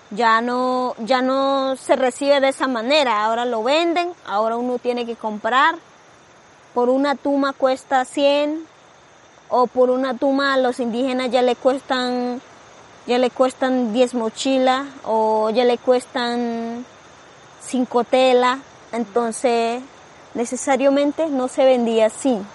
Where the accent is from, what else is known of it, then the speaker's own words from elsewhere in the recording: Colombia; Spanish is a second language; moved away; also born or lived in Palomino; yo vengo raíz de la Sierra Nevada de la Punta, que se llama Noavaca